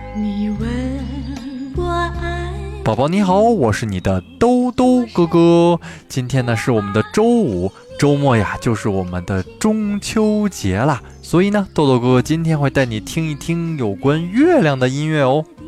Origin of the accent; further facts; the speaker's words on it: China; 我们中国人